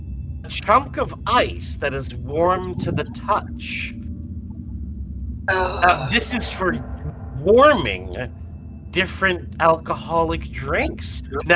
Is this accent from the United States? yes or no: no; Canada; I'm Canadian.